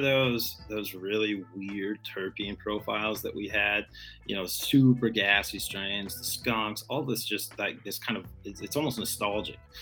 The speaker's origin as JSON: {"language": "English", "region": "Texas", "country": "United States", "tie": "born or raised there", "also_born_or_lived": "Vancouver Island, British Columbia", "moved": "as an adult", "lives_now": "Michigan, United States", "said": "the place that I grew up was in Texas"}